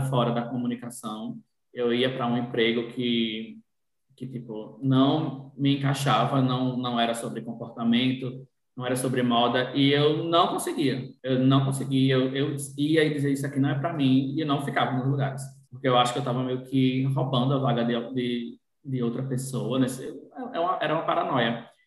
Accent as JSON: {"language": "Portuguese", "area": "born in Natal", "region": "Rio Grande do Norte", "country": "Brazil", "tie": "born or raised there", "said": "eu nasci em Natal, mas morei no interior até os 15 anos com minha mãe e tudo mais."}